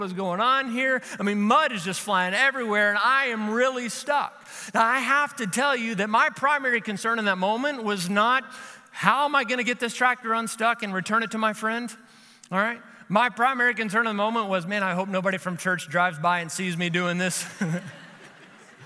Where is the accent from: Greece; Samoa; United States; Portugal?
United States; Kentucky; I'm from Kentucky